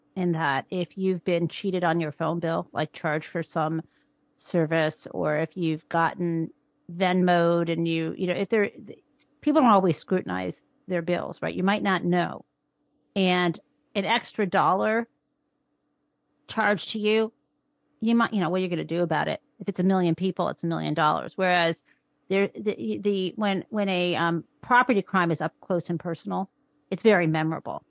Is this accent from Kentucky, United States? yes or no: no; suburb northwest of Detroit, Michigan, United States; I grew up in Michigan in sort of an upper middle class suburb, northwest of Detroit